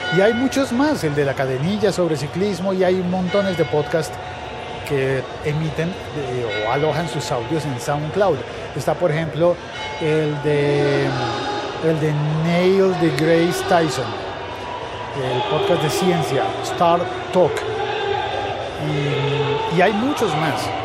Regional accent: Colombia

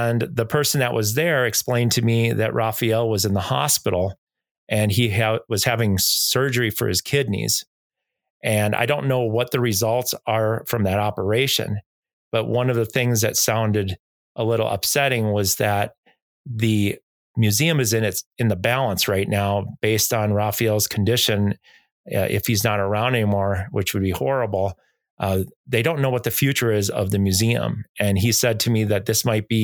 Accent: Nevada, United States; I'm from Nevada, from the United States

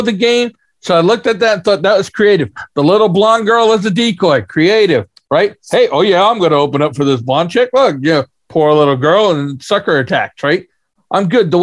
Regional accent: United States; I'm an American.

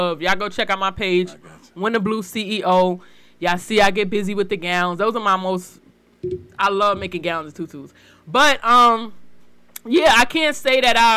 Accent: New York, United States; moved away as an adult; I just moved out here 3 years ago from New York. So yes, I'm from New York.

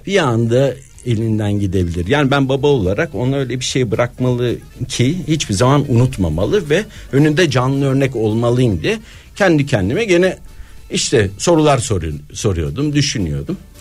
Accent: Istanbul, Turkey; moved away as an adult; also born or lived in Bodrum; doğup büyüdüğüm yer Moda'ya dönmüştüm

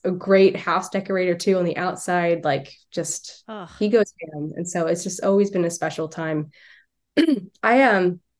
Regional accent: New Jersey, United States; accent: Philly; I'm from South Jersey. And so I never think that I have an accent, but sometimes I get called out for, I guess it would technically be like a Philly accent

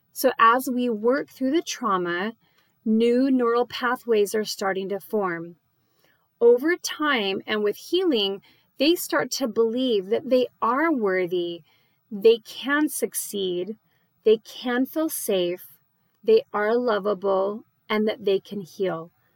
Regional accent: Phoenix, Arizona, United States; now in Dallas, United States; I live in the Dallas area and I grew up in Phoenix

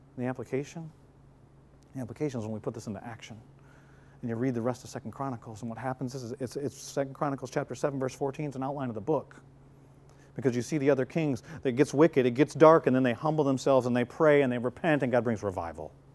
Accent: Flint, Michigan, United States; moved away; my hometown in Flint, Michigan

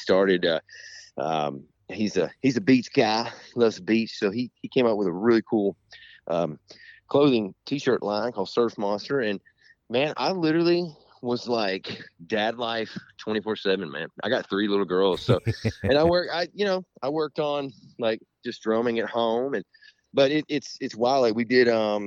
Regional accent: Edmonton, Kentucky, United States; everybody from Chris and my hometown, Edmonton, can come over

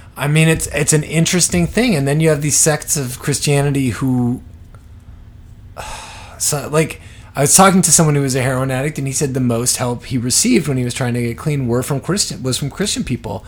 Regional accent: Toronto, Ontario, Canada; I grew up in Toronto

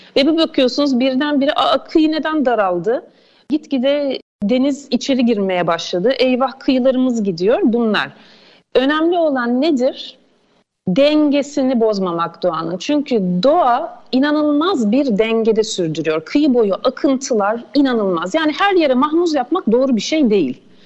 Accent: İzmir, Turkey

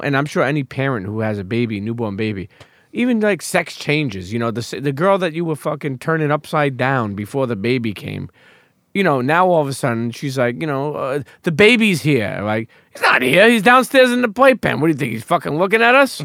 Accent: New York City, New York, United States; growing up in New York City

